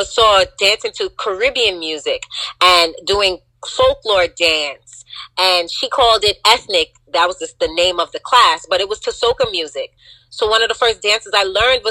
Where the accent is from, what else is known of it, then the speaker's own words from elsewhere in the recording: New York City, New York, United States; The neighborhood that I grew up in, it's called Cambria Heights